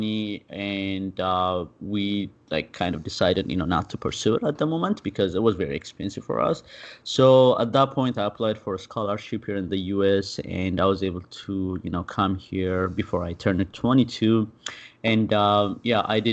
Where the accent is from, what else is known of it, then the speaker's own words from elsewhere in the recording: Addis Ababa, Ethiopia; moved away as an adult; I'm originally from Ethiopia. I was born and raised there and lived there until I was, you know, close to 22.